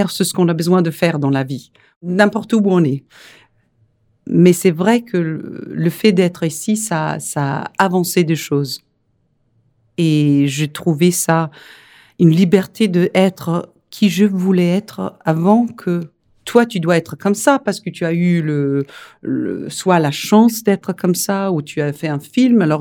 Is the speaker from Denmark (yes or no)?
yes; Denmark; French is a second language; moved away as an adult; also born or lived in Rome, Italy; now in Paris, France; je suis danoise et c'est pour ça que j'ai un accent